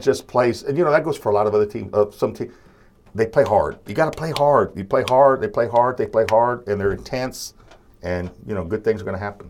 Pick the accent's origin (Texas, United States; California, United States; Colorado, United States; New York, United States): Texas, United States; Corpus Christi; where I come from, Corpus Christi